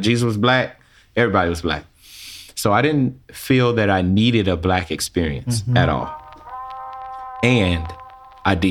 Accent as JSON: {"language": "English", "town": "Chicago", "region": "Illinois", "country": "United States", "tie": "born or raised there", "said": "I'm born and raised in Chicago, Illinois, to a preacher and a teacher."}